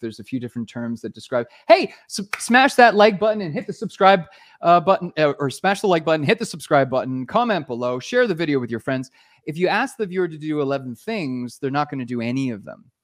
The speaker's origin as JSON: {"language": "English", "country": "Canada", "moved": "as an adult", "lives_now": "Costa Rica", "said": "I'm a Canadian"}